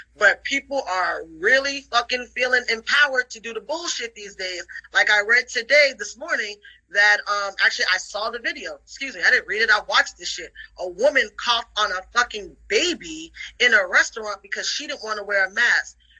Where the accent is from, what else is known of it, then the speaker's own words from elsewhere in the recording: New York City, New York, United States; I grew up in the Bronx in the 80s.